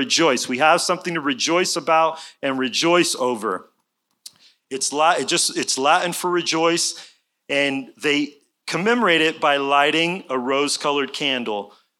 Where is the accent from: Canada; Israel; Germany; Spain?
Israel; Jerusalem, Jerusalem District; moved away as an adult; also born or lived in Tulsa, United States; now in Texas, United States; My parents were missionaries in Israel for many years, so I had the pleasure of growing up in Jerusalem and in around Jerusalem from age 5 to 18. I graduated Hebrew Public School when I was 18. I moved to Tulsa, Oklahoma